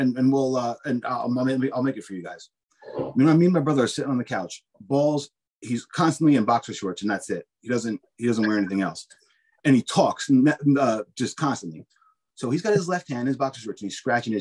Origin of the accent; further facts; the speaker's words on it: Spring Lake, New Jersey, United States; I grew up in Spring Lake